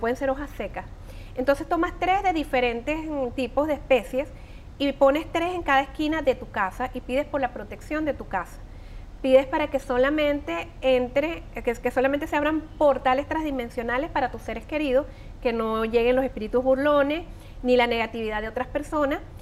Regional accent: Venezuela; moved away; como buenos venezolanos tenemos muchas tradiciones

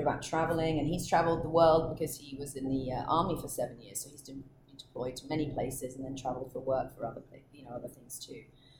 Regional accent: England, United Kingdom; now in Austin, United States; But being English, I might be all right.

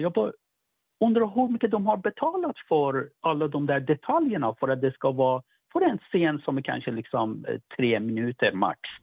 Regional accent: Iran; now in Sweden; för mig som iranier

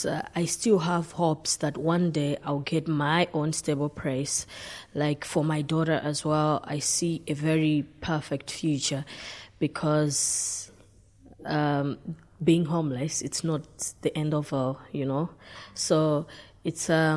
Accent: Zambia; moved away as an adult; also born or lived in Portlaoise; now in Ireland; I'm from Zambia

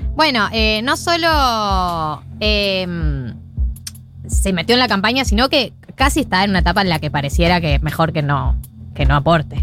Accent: Argentina; nosotros como país argentino

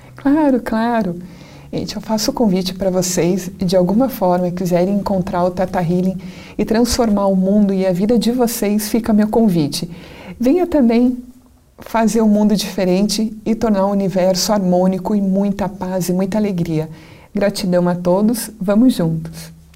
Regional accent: Curitiba, Paraná, Brazil; a minha cidade natal é Curitiba

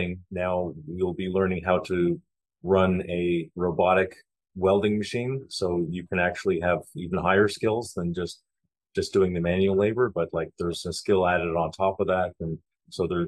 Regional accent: Canada; moved away as an adult; now in Panama; I come from Canada

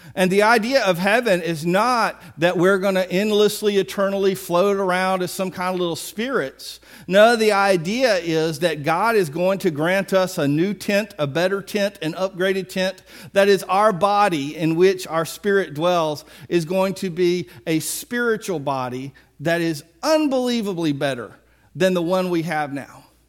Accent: Biloxi, Mississippi, United States; I'm from Biloxi

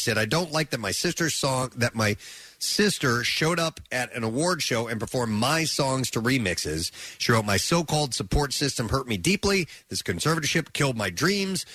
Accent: Lake of the Ozarks, Missouri, United States; moved away; I grew up around Lake of the Ozarks.

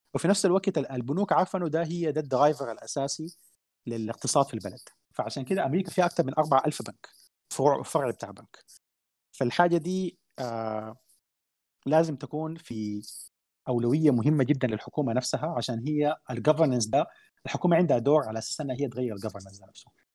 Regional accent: Sudan; احنا عندنا في السودان

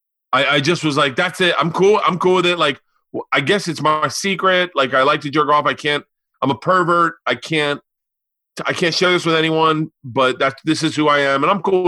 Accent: Tampa, Florida, United States; born or raised there; now in Los Angeles, United States

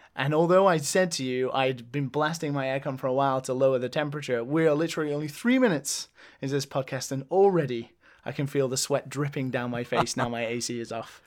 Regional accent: England, United Kingdom; now in Japan; Being English

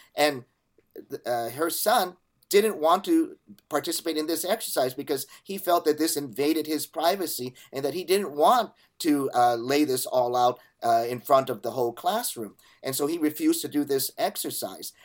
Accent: California, United States; my home state of California

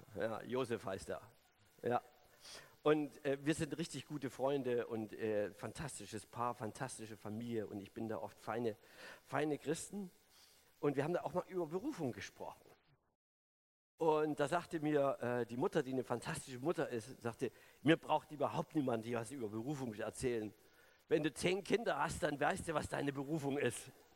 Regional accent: Germany; also born or lived in Sonneberg, Thuringia; now in Berlin, Germany; ich, bin ja DDR-Kind, ich bin in der Diktatur groß geworden

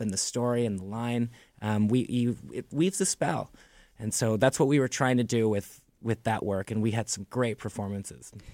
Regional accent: Toronto, Ontario, Canada; growing up in Toronto

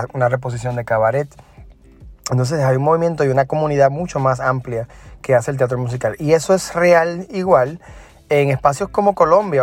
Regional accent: Puerto Rico; now in New York, United States; soy de Puerto Rico

